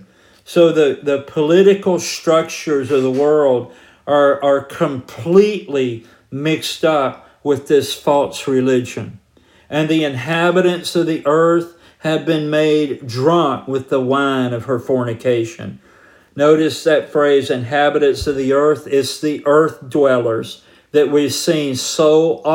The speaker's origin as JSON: {"language": "English", "region": "Georgia", "country": "United States", "tie": "born or raised there", "said": "I grew up in Georgia"}